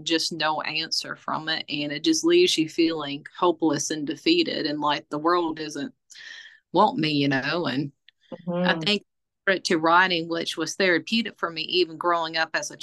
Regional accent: McCormick, South Carolina, United States; moved away as an adult; also born or lived in Roanoke, Virginia; now in Tazewell, United States; I am originally from McCormick, South Carolina, and I moved to Roanoke, Virginia to pursue my career in the healthcare industry.

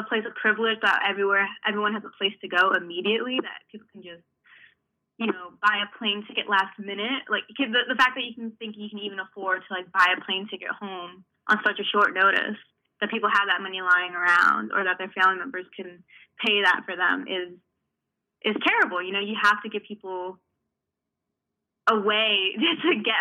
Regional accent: Hartford, Connecticut, United States; I'm from Connecticut, I'm from Hartford, Connecticut, born and raised, so I'm not from very far away

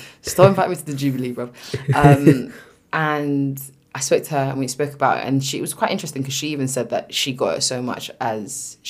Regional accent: United Kingdom; accent: British

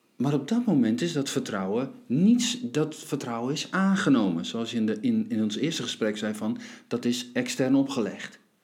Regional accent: Friesland, Netherlands; ik ben Fries in hart

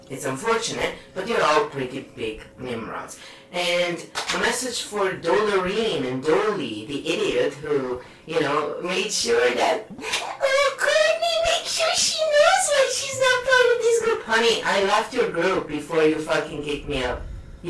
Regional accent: United Kingdom; But I am British, so of course we make shit up.

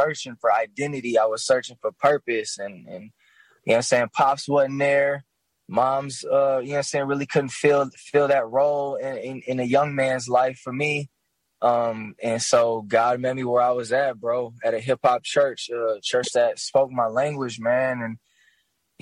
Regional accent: Grand Rapids, Michigan, United States; also born or lived in Kalamazoo, Michigan; I'm from Grand Rapids, Michigan, the mighty Midwest itself. I grew up actually a little bit in Kalamazoo, Michigan

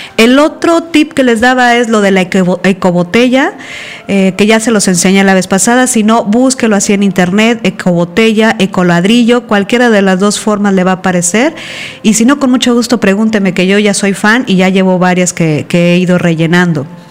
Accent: Veracruz, Mexico; En Veracruz, por ejemplo, que es de donde yo soy

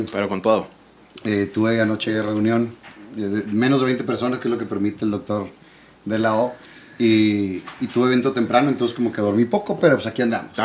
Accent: Monterrey, Nuevo León, Mexico; yo crecí en la Roma. Okay, ahí entre Paricutín y Palestina, cuatro cuadras del, canal y del, Rosario, cuatro cuadras de, multimedios.

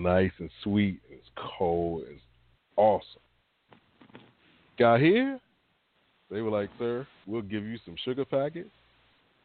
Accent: the South, United States; I grew up in the South

